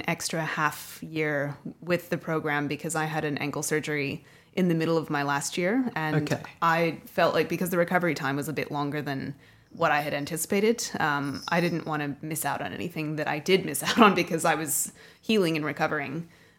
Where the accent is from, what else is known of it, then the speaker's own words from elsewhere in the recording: Denver, Colorado, United States; born there; While I was born in Denver and in Colorado, I didn't have a really wide network of people there.